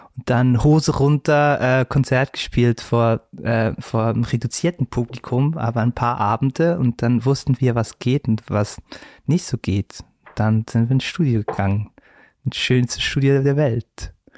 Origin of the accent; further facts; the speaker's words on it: Switzerland; accent: Swiss German; Erdbeeren zum Beispiel heißt Epperi, da wo ich herkomme, Epperi